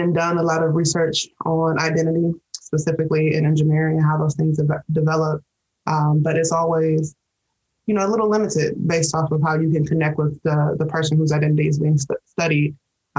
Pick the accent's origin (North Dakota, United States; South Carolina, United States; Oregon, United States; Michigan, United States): Michigan, United States; Detroit; I mostly identify with being a Detroiter, born and raised in Detroit